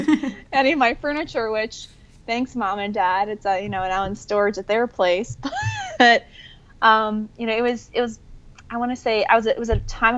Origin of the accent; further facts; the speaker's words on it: New Jersey, United States; moved away as an adult; also born or lived in New York City, United States; now in Costa Rica; I'm from the East Coast. I was born and raised outside New York City, New Jersey.